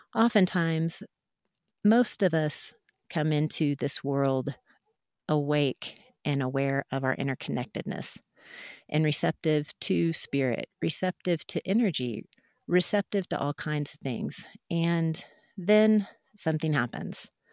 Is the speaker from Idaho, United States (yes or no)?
no; Mustang, Oklahoma, United States; I grew up out in Mustang, Oklahoma, in the Central Great Plains